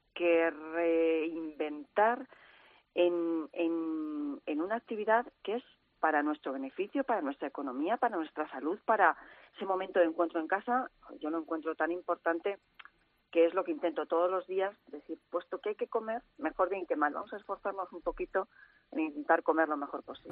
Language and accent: Spanish; Cuenca, Castilla-La Mancha, Spain